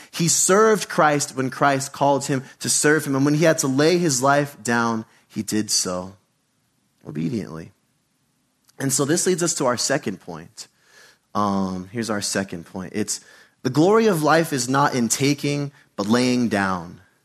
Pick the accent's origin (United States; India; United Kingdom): United States; Being an American in church